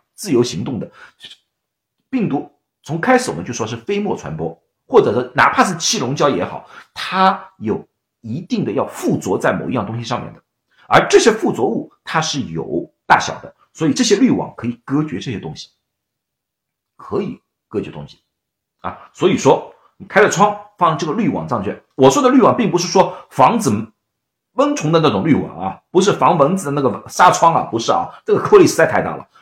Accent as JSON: {"language": "Chinese", "region": "Shanghai", "country": "China", "moved": "yes", "lives_now": "United States", "said": "我是上海人，啊，我们叫黄梅天"}